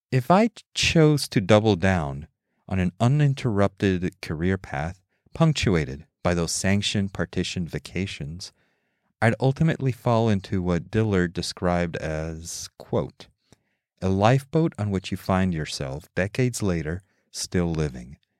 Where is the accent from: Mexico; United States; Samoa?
Mexico; Mexico City; I grew up in Mexico City